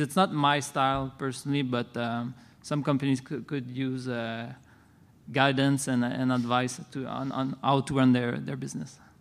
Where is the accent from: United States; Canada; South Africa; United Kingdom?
Canada; I'm staying, uh, in my home country